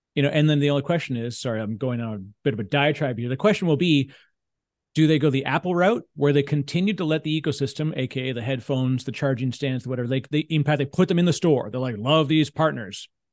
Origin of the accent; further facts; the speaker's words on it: Canada; I'm a Canadian